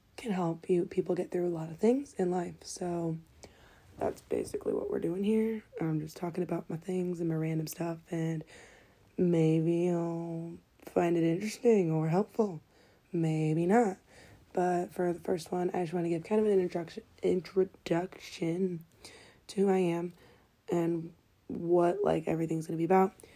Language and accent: English; Detroit, Michigan, United States; I'm from Detroit, Michigan